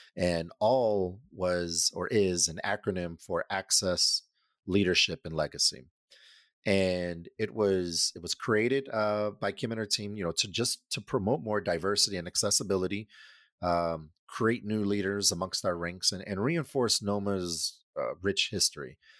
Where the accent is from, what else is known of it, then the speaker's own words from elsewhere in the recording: Denver, Colorado, United States; was born and raised in Denver, Colorado